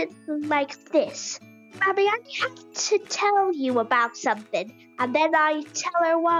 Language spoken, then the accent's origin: English; Wexford, Leinster, Ireland; I'm 9 years old and I'm from Wexford.